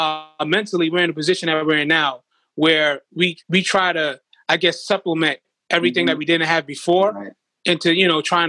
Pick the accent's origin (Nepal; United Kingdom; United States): United States; Brooklyn, New York; Fort Greene, Brooklyn, honestly, in the quickest way I could describe it, is like the movie Friday.